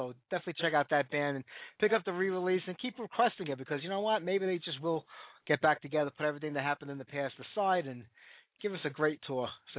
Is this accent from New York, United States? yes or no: yes; Brooklyn, New York, United States; I originally out of Brooklyn, New York, so not too far away.